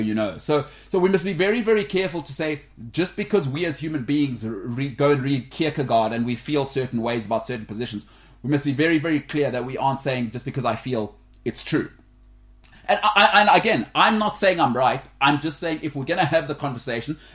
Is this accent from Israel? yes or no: no; Canada; now in South Africa; we're both Canadian